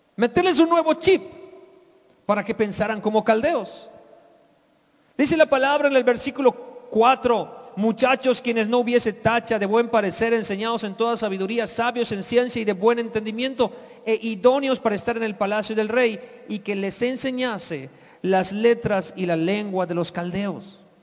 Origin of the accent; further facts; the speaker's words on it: Yucatán, Mexico; moved away as an adult; also born or lived in Mexico City; Yo era un yucateco de 23 años cuando llegué al Distrito Federal a vivir